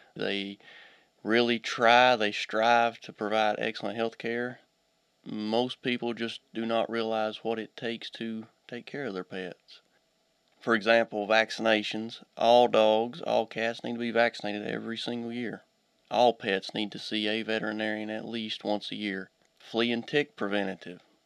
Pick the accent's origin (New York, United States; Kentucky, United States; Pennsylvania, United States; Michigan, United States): Kentucky, United States; Pike County, eastern; also born or lived in Auburn / Hazard; I'm originally from uh, eastern Kentucky. I was raised in Pike County